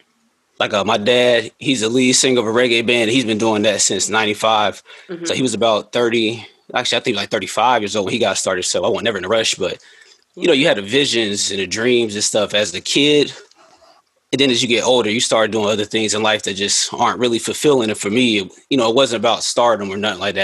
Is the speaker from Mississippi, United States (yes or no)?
no; Raleigh, North Carolina, United States; moved away as an adult; also born or lived in Kingston, Jamaica (roots); now in Charlotte, United States; I'm from the city, I'm from Raleigh. Yeah, exit 300. I'm a Raleigh kid.